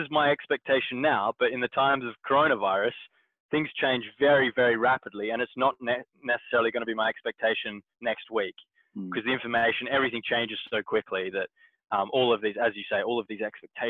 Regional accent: Perth, Western Australia, Australia; moved away; my hometown in Perth

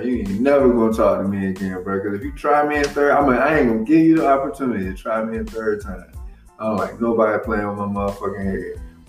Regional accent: the South, United States; Like, growing up in the South, man, there was a shitload of girls that was molested, abused, all kinds of shit, man.

